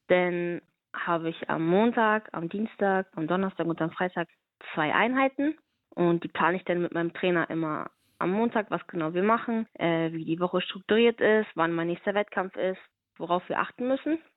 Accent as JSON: {"language": "German", "town": "Stade", "region": "Lower Saxony", "country": "Germany", "said": "Das ist noch mein Heimatverein. Ich komme aus Stade, das ist in der Nähe von Hamburg. Da habe ich äh, angefangen zu boxen"}